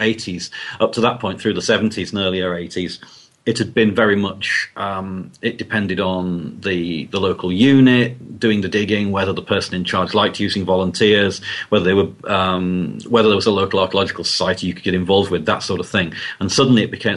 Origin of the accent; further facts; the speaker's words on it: Hull, Yorkshire and the Humber, United Kingdom; I grew up in Hull, which is a city in the northeast of England